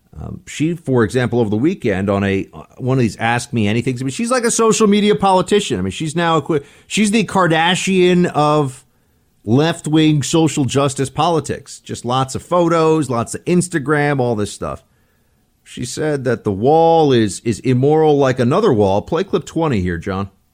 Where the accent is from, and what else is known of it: New York, United States; born or raised there; moved away